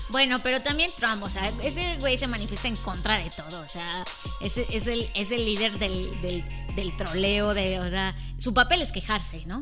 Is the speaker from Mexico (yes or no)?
yes; Mexico; los mexicanos somos